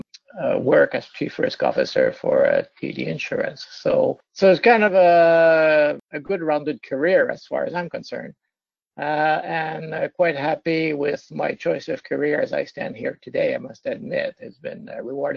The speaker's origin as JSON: {"language": "English", "town": "Trois-Rivières", "region": "Quebec", "country": "Canada", "tie": "born or raised there", "also_born_or_lived": "Toronto / United States / Ontario / British Columbia", "moved": "as an adult", "said": "I'm from Trois-Rivières, where on the St. Lawrence River"}